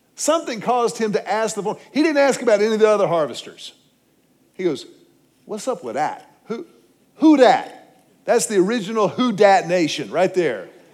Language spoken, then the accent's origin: English; Houston, Texas, United States; now in Austin, United States; I grew up in Houston.